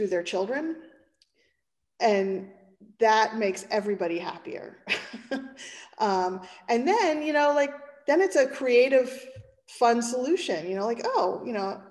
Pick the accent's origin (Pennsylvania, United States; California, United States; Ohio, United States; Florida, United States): Pennsylvania, United States; I'm from Pennsylvania, and Pennsylvania is right next to New Jersey